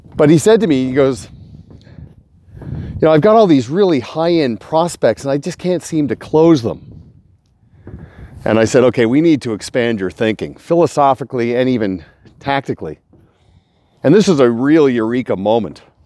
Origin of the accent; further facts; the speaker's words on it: Kelowna, British Columbia, Canada; I'm in Kelowna, a rare treat I get to present to a client here in my hometown.